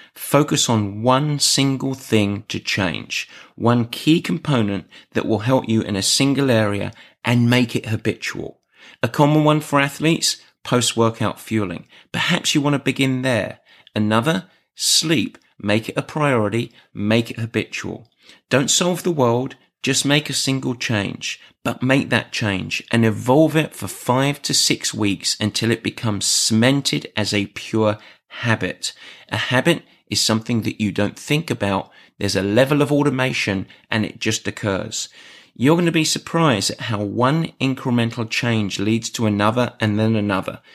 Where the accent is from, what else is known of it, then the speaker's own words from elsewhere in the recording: England, United Kingdom; I'm English